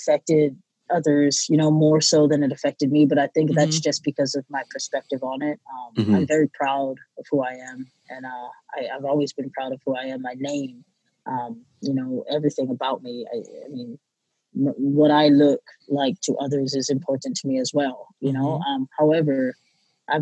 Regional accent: Hawaii, United States; moved away as an adult; also born or lived in Oklahoma; now in California, United States; I was born and raised in Hawaii

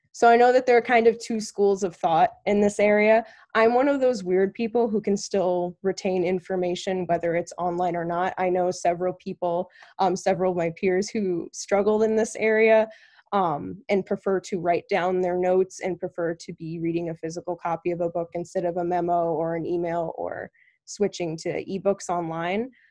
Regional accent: Massachusetts, United States; now in Connecticut, United States; I was born in Massachusetts, I live in Connecticut

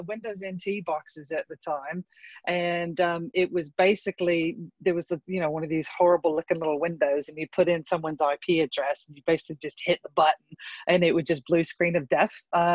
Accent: Texas, United States; I grew up in the South in Texas

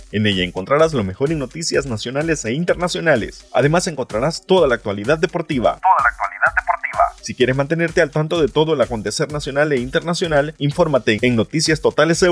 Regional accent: Mexico

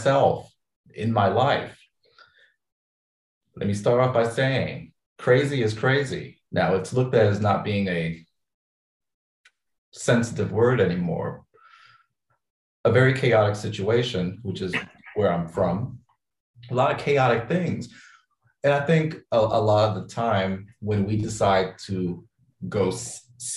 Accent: Midwest, United States; moved away as an adult; now in Los Angeles, United States; I came out west. I'm from the Midwest.

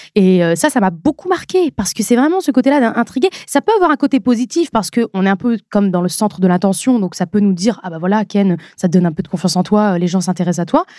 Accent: Nord-Pas-de-Calais, Hauts-de-France, France; also born or lived in Lens; now in Paris region, France; À la base, j'ai grandi, je suis née à Lens. Et ensuite, après mes deux ans, on est parti vivre à Hambourg. Et euh, c'est vraiment dans le Nord-Pas-de-Calais

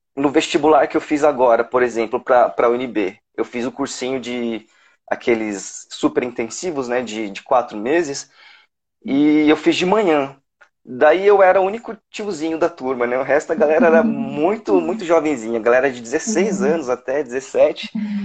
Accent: São Paulo, Brazil; moved away as an adult; now in Brasília, Brazil; eu sou natural de São Paulo, só que eu já moro aqui em Brasília desde 2012

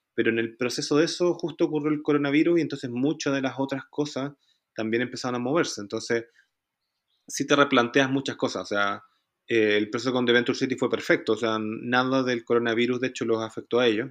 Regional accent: Chile; Nosotros teníamos una oficina en Chile, que es de donde vengo yo originalmente

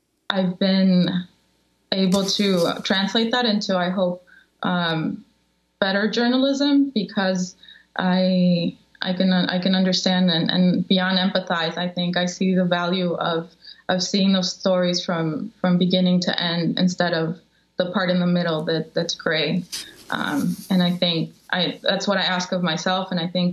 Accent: Chicago, Illinois, United States; also born or lived in Mexico; growing up in Chicago

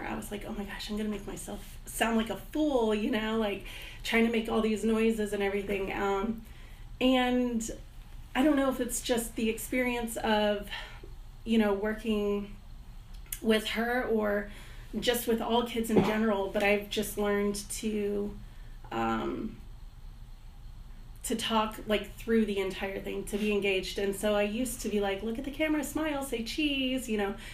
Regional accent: Heidelberg, Baden-Württemberg, Germany; also born or lived in Fort Campbell, United States / Stuttgart; Um, I was born in Fort Campbell, Kentucky, and I was raised in Germany.

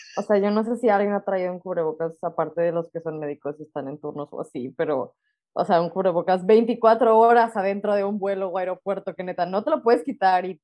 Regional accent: Monterrey, Nuevo León, Mexico; now in Lüneburg, Germany; somos regias

